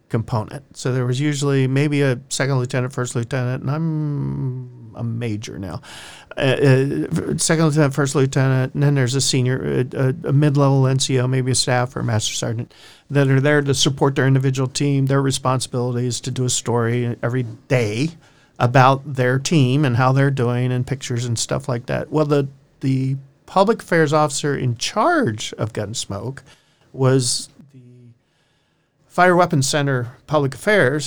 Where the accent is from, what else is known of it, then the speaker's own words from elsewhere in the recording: Ohio, United States; I'm from Ohio.